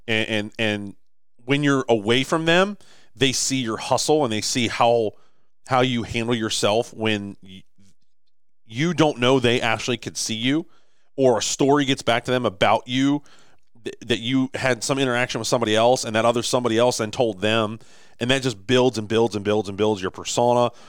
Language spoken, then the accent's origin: English; Baltimore, Maryland, United States; Baltimore, right? Like, this is my hometown.